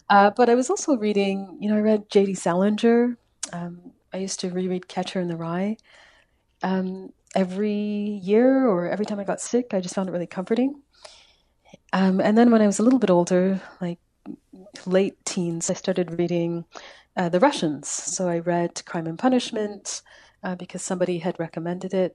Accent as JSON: {"language": "English", "town": "Calgary", "region": "Alberta", "country": "Canada", "tie": "born or raised there", "moved": "yes", "lives_now": "Victoria, Canada", "said": "I'm from Calgary."}